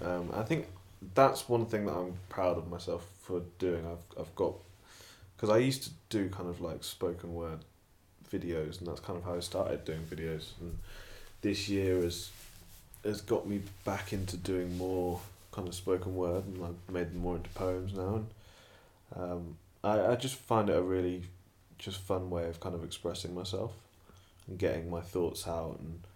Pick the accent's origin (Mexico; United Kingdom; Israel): United Kingdom; Stratford, England; I grew up in Stratford, majority of the people in my life are white